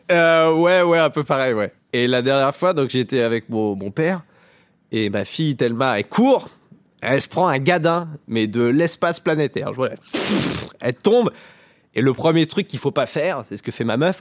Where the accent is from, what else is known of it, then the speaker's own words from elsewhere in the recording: Lower Normandy, France; en Basse-Normandie, euh, là où j'ai grandi, moi je viens de la campagne